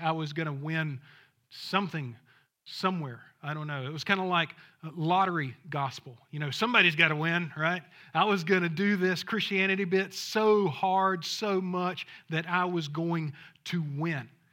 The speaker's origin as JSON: {"language": "English", "town": "Thomasville", "region": "Georgia", "country": "United States", "tie": "born or raised there", "said": "I'm from Thomasville, Georgia, if you know where that's it, Southwest Georgia"}